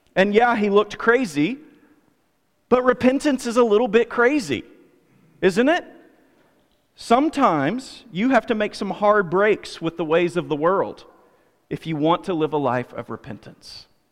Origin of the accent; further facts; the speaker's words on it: United States; I'm an American